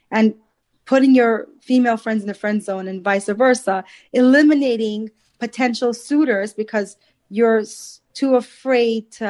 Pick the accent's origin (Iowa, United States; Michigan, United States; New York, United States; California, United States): New York, United States; I'm from Long Island.